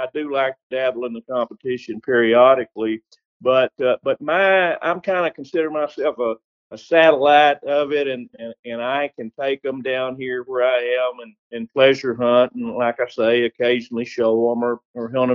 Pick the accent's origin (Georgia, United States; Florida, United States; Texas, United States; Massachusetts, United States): Texas, United States; I'm from Texas